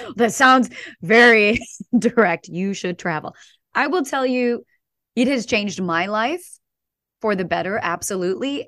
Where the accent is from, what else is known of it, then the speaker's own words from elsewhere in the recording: St. Louis, Missouri, United States; I grew up in Saint Louis, in a suburb of Saint Louis, a small suburb